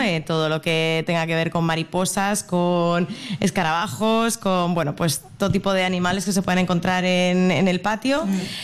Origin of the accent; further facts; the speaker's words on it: Madrid, Community of Madrid, Spain; moved away as an adult; now in Brisbane, Australia; yo soy de Madrid, y pues mi pareja y yo decidimos venirnos a Australia